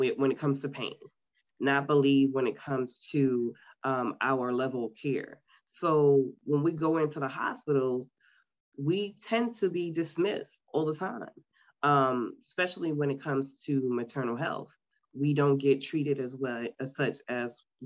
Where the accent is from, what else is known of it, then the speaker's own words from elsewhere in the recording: New York City, New York, United States; now in Myrtle Beach, United States; I was born and raised in Queens, New York City